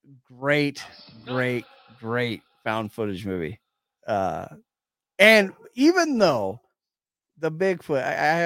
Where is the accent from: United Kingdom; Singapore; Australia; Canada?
Canada; Saskatchewan; I'm from Saskatchewan.